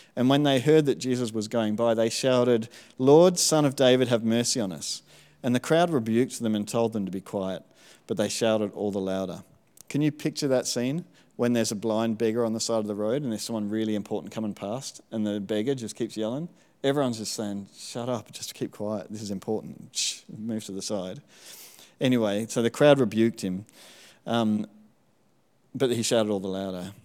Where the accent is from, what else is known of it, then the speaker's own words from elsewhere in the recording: Melbourne, Victoria, Australia; moved away; also born or lived in Smithton, Tasmania; I spent all of my primary school over in Melbourne